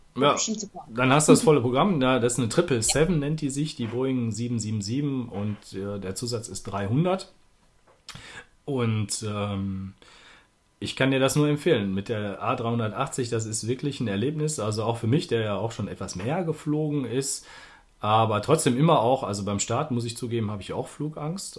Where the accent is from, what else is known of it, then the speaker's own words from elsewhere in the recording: Duisburg, North Rhine-Westphalia, Germany; moved away as an adult; now in Berlin, Germany; ich bin nämlich, bezeichne mich als Duisburger, der in Berlin wohnt, ähm, weil ich auch über 40 Jahre in unserer schönen Stadt gewohnt habe